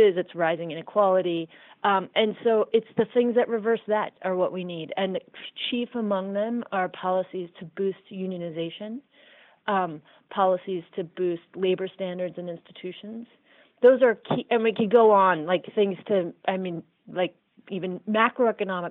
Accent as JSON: {"language": "English", "region": "Iowa", "country": "United States", "tie": "born or raised there", "said": "I grew up in Iowa."}